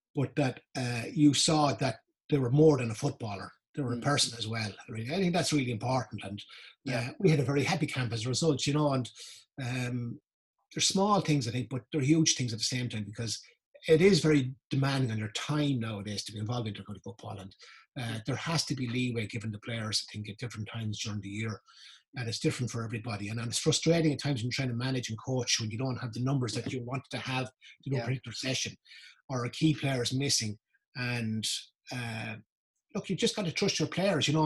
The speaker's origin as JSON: {"language": "English", "town": "Carlow", "region": "Leinster", "country": "Ireland", "said": "I was from Carlow"}